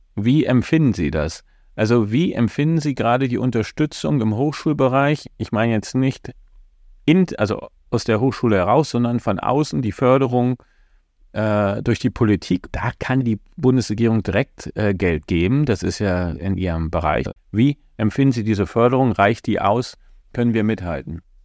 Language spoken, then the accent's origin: German; GDR, East Germany, Germany; Ich bin in der DDR groß geworden